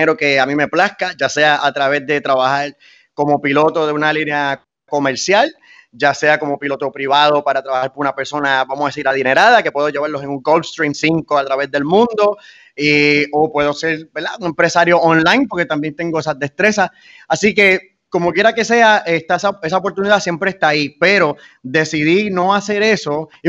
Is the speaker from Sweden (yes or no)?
no; Fajardo, Puerto Rico; moved away as an adult; also born or lived in United States; si yo no hubiese sido de Fajardo, si no hubiese nacido aquí y de Puerto Rico.